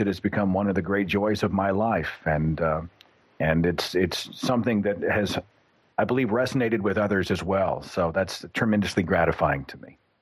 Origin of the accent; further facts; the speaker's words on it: Oklahoma, United States; in Oklahoma, which is my home state, there's a church on every half block